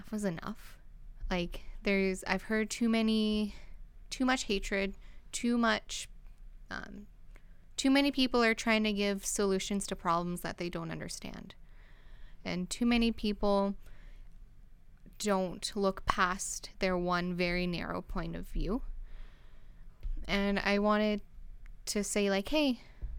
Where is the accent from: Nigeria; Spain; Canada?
Canada; my family is Canadian. We're very Canadian